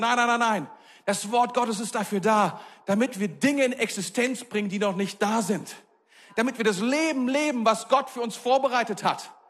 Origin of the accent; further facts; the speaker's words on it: Germany; als Deutsche, als Europäer